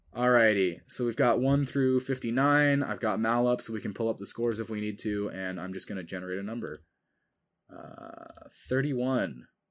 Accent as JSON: {"language": "English", "country": "United States", "tie": "born or raised there", "said": "I am an American who grew up in the American school system"}